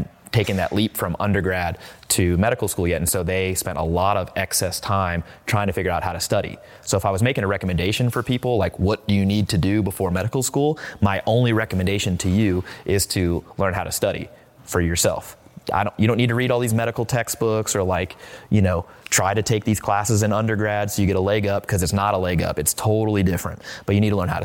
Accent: Midwest, United States; moved away; I'm from the Midwest.

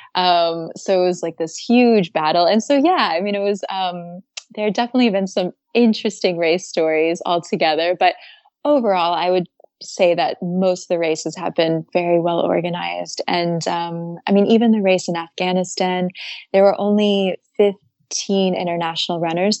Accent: Atlanta, Georgia, United States; moved away as an adult; also born or lived in Maine / Japan; now in Paris, France; I grew up originally, um, I'm from Atlanta, Georgia. And yeah, I lived there up until age eighteen.

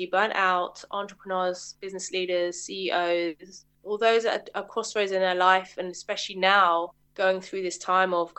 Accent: Middlesex, outskirts of London, United Kingdom; I grew up, I guess, just on the outskirts of London, Middlesex

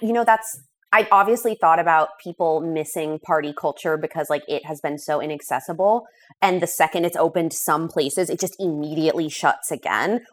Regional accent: Los Angeles, California, United States; moved away as an adult; also born or lived in San Francisco / New York; So I am from Los Angeles. That's where I was born and raised.

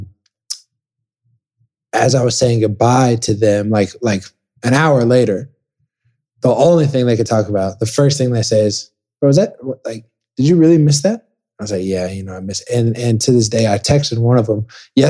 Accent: Dallas, Texas, United States; I grew up in Texas, born and raised

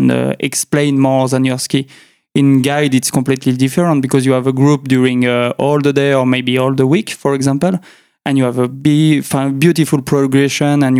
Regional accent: Chambéry, Auvergne-Rhône-Alpes, France; accent: French; English is a second language; I was born in Chambéry, so it's the capital of the Savoie, French department in the French Alps

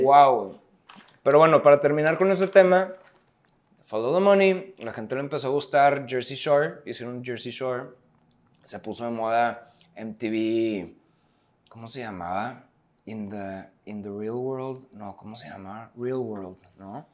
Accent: Mexico; como somos los mexicanos

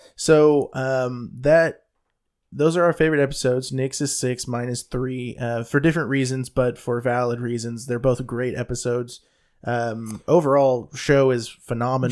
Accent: the South, United States; I'm from the South

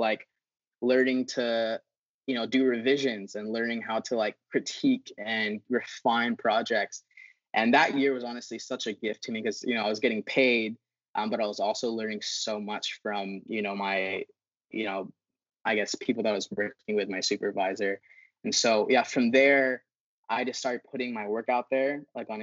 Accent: Philippines; moved away; I grew up in the Philippines

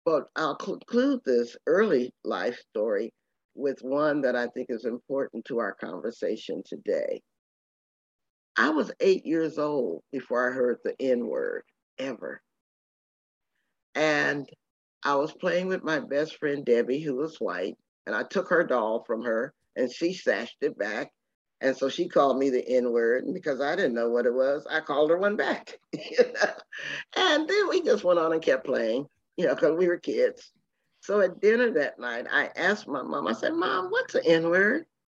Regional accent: Temple, Texas, United States; born there; I was born in Temple, Texas as a result. And so I feel very rural, very Southern, but also very Jamaican.

